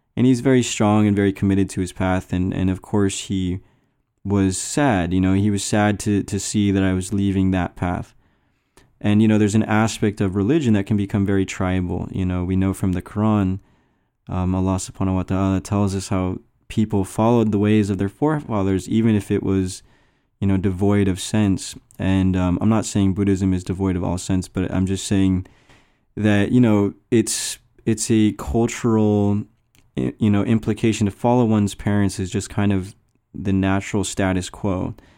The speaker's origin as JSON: {"language": "English", "country": "United States", "said": "I came from the American culture"}